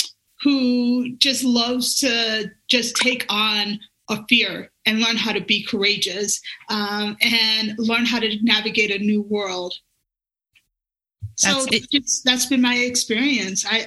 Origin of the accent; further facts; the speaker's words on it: Alabama, United States; now in Colorado, United States; I grew up in Alabama